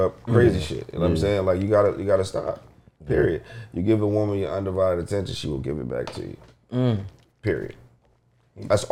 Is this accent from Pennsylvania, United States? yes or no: yes; Philadelphia, Pennsylvania, United States; we're from Philly